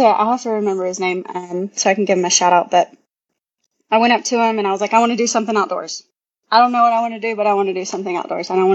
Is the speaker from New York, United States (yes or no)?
no; Hilliard, Florida, United States; moved away as an adult; I'm from a small town called Hilliard, Florida